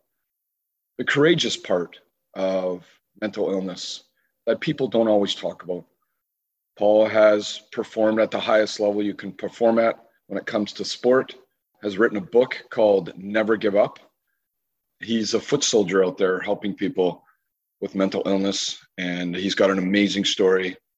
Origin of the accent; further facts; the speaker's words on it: Canada; being a Canadian, every Canadian from where I live on the far west coast to Prince Edward Island